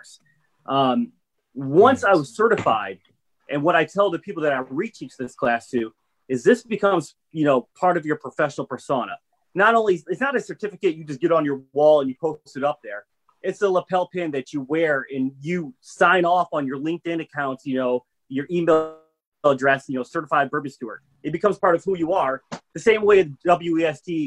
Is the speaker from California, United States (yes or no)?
no; Southfield, Michigan, United States; moved away as an adult; now in Maine, United States; I grew up in the Detroit area. I grew up on 11 Mile in Lothar. I went to South Lathrop